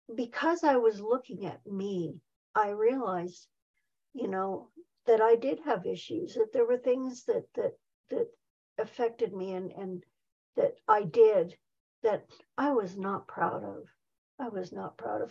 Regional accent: Saskatoon, Saskatchewan, Canada; moved away as an adult; also born or lived in Nelson, British Columbia; now in near Nelson, Canada; was back in Saskatoon.

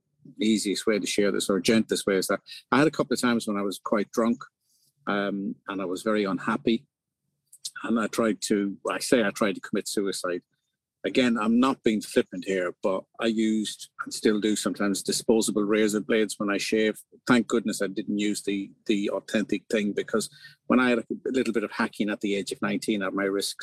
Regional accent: County Leitrim, Connacht, Ireland; moved away as an adult; also born or lived in East of England; now in England, United Kingdom; I'm from the north of the county, a lovely little village.

